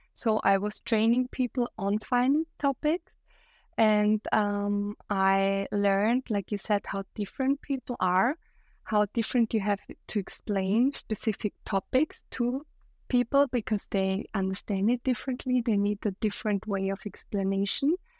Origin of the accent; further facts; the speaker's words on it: Austria; I'm from Austria, my partner lives in Germany